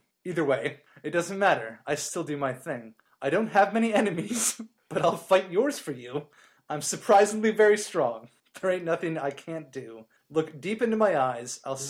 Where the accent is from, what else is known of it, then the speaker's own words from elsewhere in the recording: Pennsylvania, United States; I grew up on the Schuylkill River, belonged to a water ski club